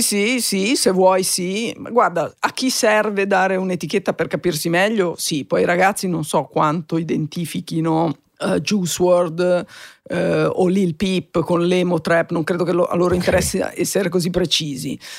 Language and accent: Italian; Genoa, Liguria, Italy; now in Milan, Italy; Sono nata a Genova in una famiglia assolutamente mm, normale